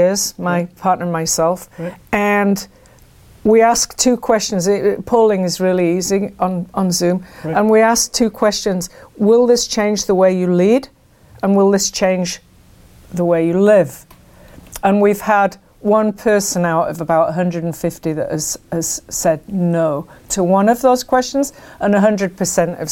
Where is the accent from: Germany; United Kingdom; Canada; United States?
United Kingdom; England; moved away; I grew up, I grew up in England